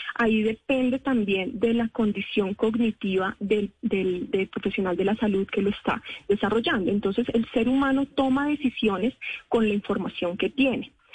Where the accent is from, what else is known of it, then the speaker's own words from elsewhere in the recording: Colombia; nosotros como colombianos